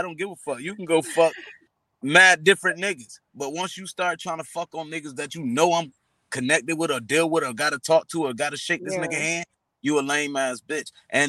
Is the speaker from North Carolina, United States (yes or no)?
no; Atlanta, Georgia, United States; I'm from Atlanta, but you want to pop who in the mouth?